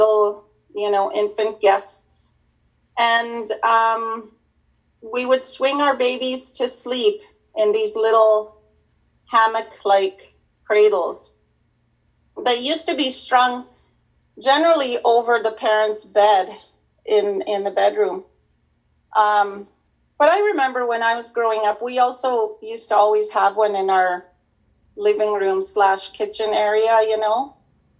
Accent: Wabasca, Alberta, Canada; now in Edmonton, Canada; I'm originally from Wabascot, but I moved here so long ago that this is home for me

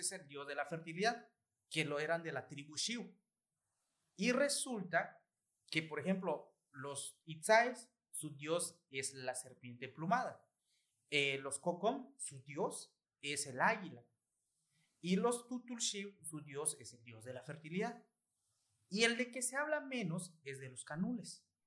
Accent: Nunkiní, Campeche, Mexico; Soy de Nunquini

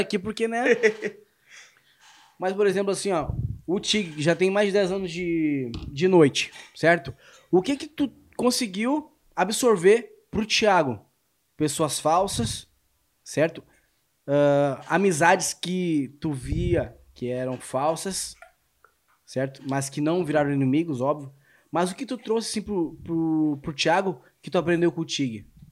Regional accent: Rio Grande do Sul, Brazil; eu sou gaúcho

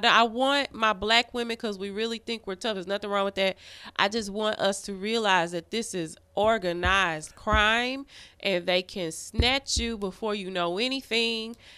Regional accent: Arkansas, United States; the mm. biggest Black Church of Christ in Arkansas

